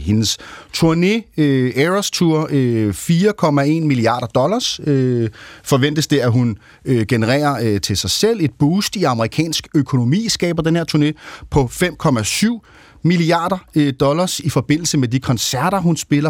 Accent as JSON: {"language": "Danish", "town": "Copenhagen", "region": "Capital Region of Denmark", "country": "Denmark", "said": "som københavner"}